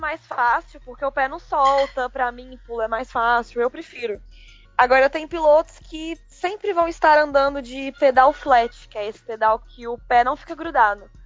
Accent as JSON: {"language": "Portuguese", "town": "Belo Horizonte", "region": "Minas Gerais", "country": "Brazil", "said": "eu sou de Belo Horizonte."}